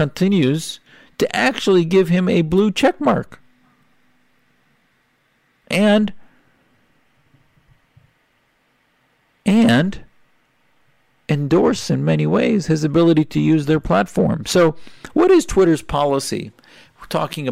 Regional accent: United States; American Muslims

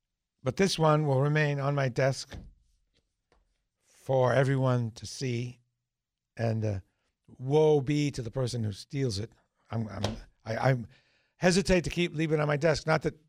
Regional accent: New Hampshire, United States; I was from New Hampshire, mind you. I never saw any big concert as a kid.

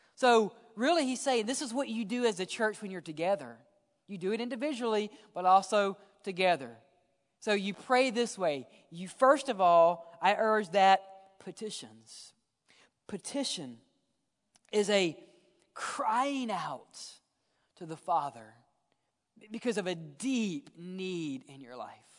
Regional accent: Mississippi, United States; I grew up in Mississippi

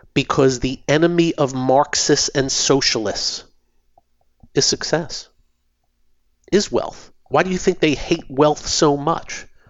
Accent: New York City, New York, United States; I was born in Brooklyn

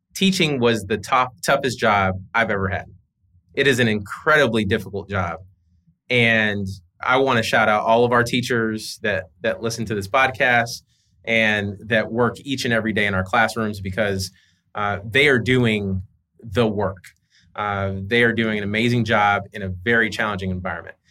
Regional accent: Georgia, United States; I was raised in Georgia

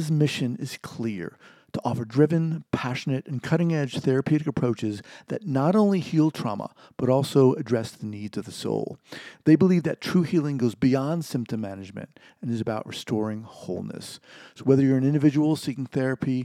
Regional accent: New York, United States; moved away; also born or lived in Long Island; I'm from New York originally

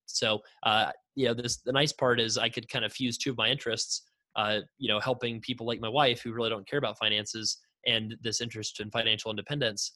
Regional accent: Florida, United States; I was born in Florida.

